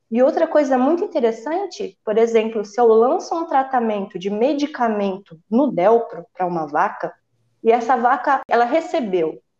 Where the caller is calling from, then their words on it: Ribeirão Preto, São Paulo, Brazil; Estou falando aqui de Ribeirão Preto.